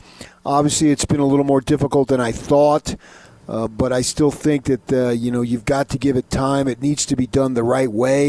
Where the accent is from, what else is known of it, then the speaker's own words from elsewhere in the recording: New Jersey, United States; I'm from Jersey. My mother's Italian.